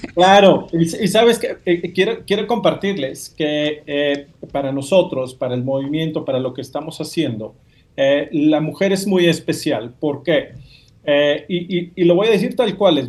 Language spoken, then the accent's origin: Spanish; Mexico; yo soy mexicano